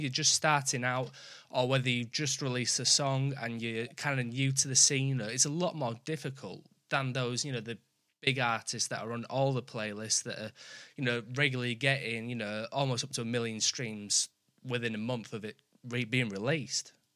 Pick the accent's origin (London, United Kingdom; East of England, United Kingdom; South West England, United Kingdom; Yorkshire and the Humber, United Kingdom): Yorkshire and the Humber, United Kingdom; I'm from I'm from Yorkshire